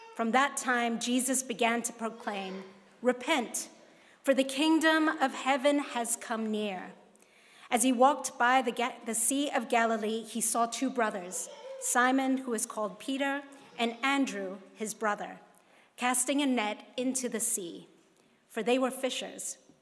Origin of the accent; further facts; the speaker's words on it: Hong Kong; moved away; growing up in Hong Kong is Kung Hei Fat Choi, which is what we say in Hong Kong.